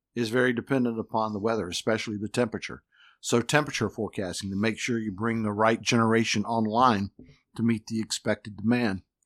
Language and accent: English; North Carolina, United States; now in Florida, United States; I grew up in North Carolina